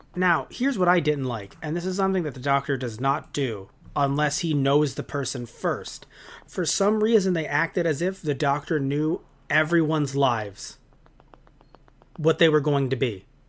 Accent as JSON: {"language": "English", "town": "New York City", "region": "New York", "country": "United States", "said": "I as a New Yorker"}